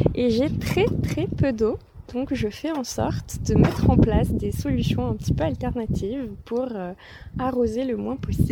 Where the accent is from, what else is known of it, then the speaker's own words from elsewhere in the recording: Vaucluse, Provence-Alpes-Côte d'Azur, France; moved away as an adult; now in Ardèche, France; Je suis pas originaire d'Ardèche, je suis originaire du Vaucluse